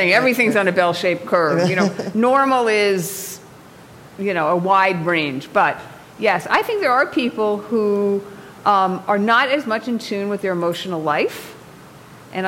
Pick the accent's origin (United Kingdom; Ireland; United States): United States; New York; now in Los Angeles, United States; my husband's from Iowa and I'm from New York and I live in Los Angeles.